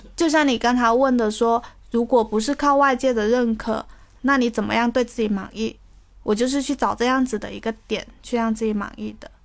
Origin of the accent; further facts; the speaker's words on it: Guangdong, China; 我是潮汕，我是广东潮汕人，我不会粤语